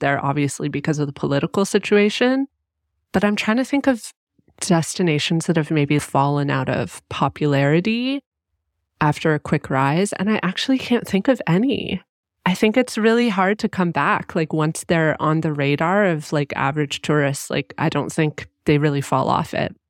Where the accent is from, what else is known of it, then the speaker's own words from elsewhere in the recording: Canada; I was raised here and I'm Canadian